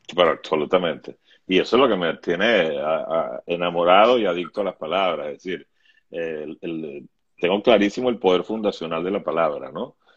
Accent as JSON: {"language": "Spanish", "country": "Venezuela", "tie": "born or raised there", "moved": "as an adult", "said": "yo nací con la democracia venezolana, y yo viví 40 años de democracia"}